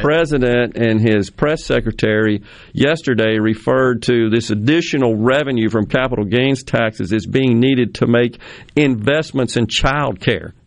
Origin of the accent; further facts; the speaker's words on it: Jackson, Mississippi, United States; having lived in Mississippi all but six years of uh, my life, born and right. raised here